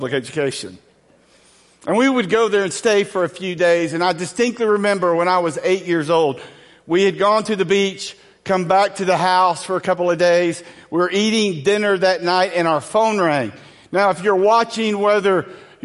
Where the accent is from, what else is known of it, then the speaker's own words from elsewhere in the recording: Angleton, Texas, United States; I grew up in Southwest Texas, in a small town southwest of Houston called Angleton.